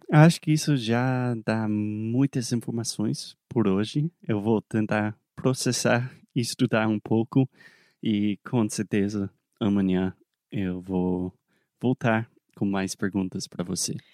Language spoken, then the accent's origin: Portuguese; South Carolina, United States; Portuguese is a second language; eu sou americano, eu nasci na Carolina do Sul